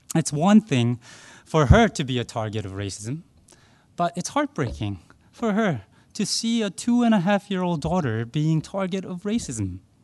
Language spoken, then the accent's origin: English; Arlington, Virginia, United States; now in Hong Kong; I grew up in Arlington, Virginia, right outside of Washington, D.C.